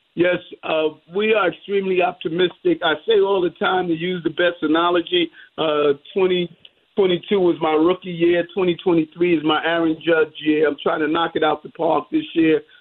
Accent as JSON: {"language": "English", "town": "New York City", "region": "New York", "country": "United States", "tie": "born or raised there", "said": "growing up in South Jamaica, Queens"}